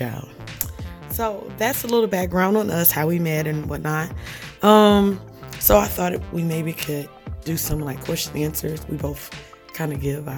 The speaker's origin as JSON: {"language": "English", "region": "Louisiana", "country": "United States", "said": "We're from Louisiana"}